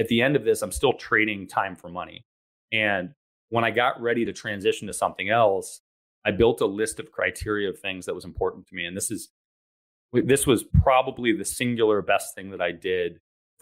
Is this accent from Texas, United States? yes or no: no; Ann Arbor, Michigan, United States; I grew up in Ann Arbor, Michigan, which is a great town, but too small for my liking.